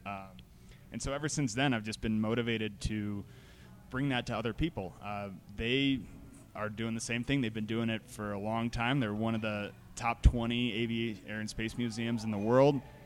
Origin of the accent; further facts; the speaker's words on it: Broomfield, Colorado, United States; I grew up in Broomfield